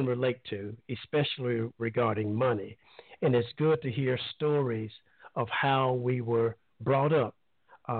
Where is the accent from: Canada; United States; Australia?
United States; Alabama; moved away; I'm originally from Alabama, and we used to come down to Panama City Beach every summer.